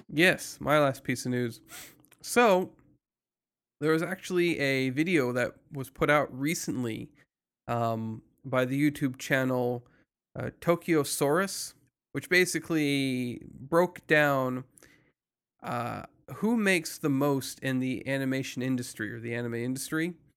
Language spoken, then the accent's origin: English; United States; I'm American